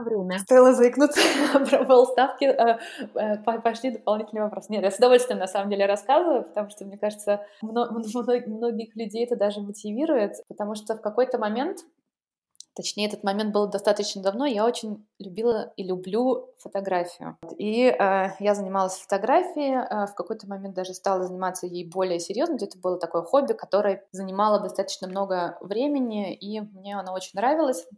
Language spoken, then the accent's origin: Russian; Pushkin, Saint Petersburg, Russia; moved away as an adult; now in Dortmund, Germany; я родилась а, в Питере и, собственно, прожила там 20 лет своей жизни. Я жила не, не в самом в Питере, а в чудесном пригороде, который называется Царское село